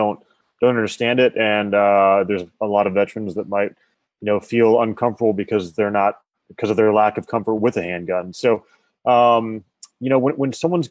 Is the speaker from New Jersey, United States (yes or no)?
no; Colorado, United States; I grew up in Colorado